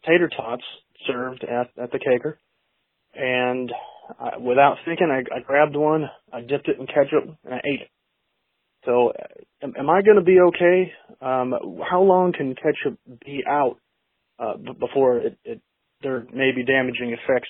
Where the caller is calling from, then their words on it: Buttonwillow, California, United States; I'm calling from Button Willow, California